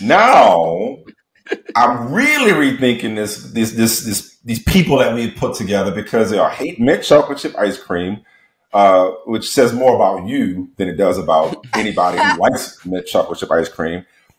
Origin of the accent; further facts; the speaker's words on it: New Orleans, Louisiana, United States; I grew up in New Orleans, right? Similar to Houston, Didi. Like, we wear loud stuff.